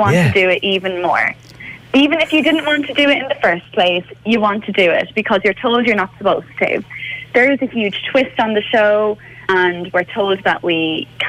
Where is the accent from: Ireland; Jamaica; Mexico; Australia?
Ireland; Cork, Munster; moved away as an adult; now in London, United Kingdom; I'm from Cork. I've got two sisters, and I moved over to London about a year and a half ago